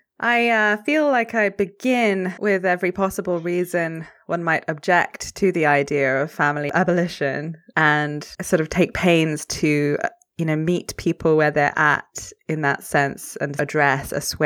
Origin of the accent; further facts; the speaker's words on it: France; I grew up in France.